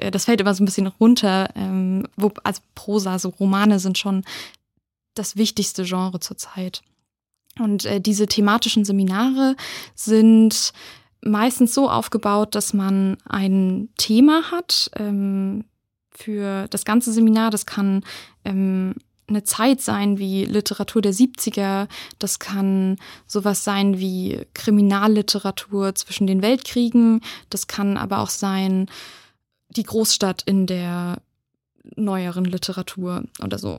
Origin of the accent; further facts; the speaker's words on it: Wittenberg, Saxony-Anhalt, Germany; moved away as an adult; now in Mainz, Germany; Ich komme aus Wittenberg, also aus der Nähe von Leipzig